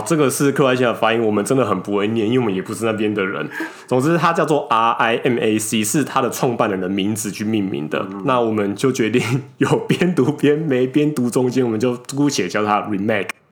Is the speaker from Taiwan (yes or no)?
yes; southern Taiwan, Taiwan; now in northern Taiwan; 我们两个其实是北漂上来的